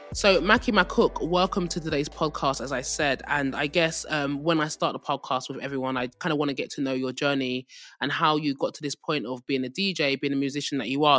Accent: England, United Kingdom; accent: English; with my English accent

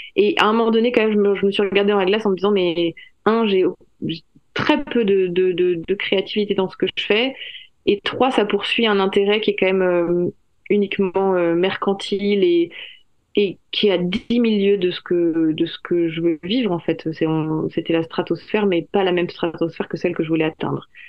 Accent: France; je suis française

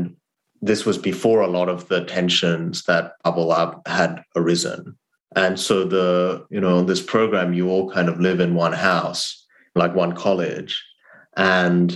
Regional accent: Australia; born or raised there; English is a second language; moved away as an adult; also born or lived in South Korea / Harvard, United States

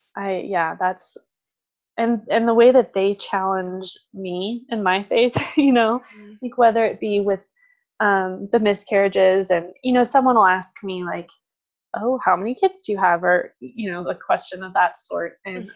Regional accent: San Diego, California, United States; moved away as an adult; also born or lived in Franciscan University (Steubenville, Ohio); now in Idaho, United States; I grew up in San Diego

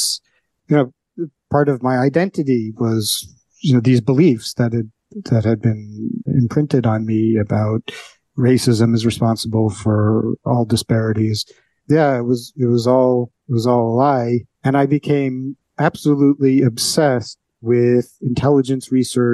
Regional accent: New York City, New York, United States; I grew up on the Upper West Side of Manhattan, one of the world headquarters of political correctness

